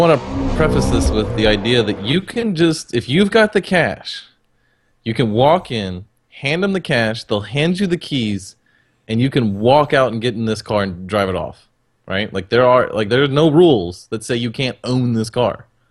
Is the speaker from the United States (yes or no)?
yes; Texas, United States; I'm a Texan